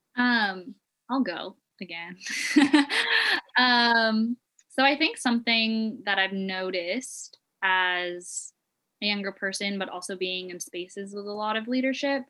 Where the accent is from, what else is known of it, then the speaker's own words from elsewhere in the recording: Philippines; I'm also a Filipino woman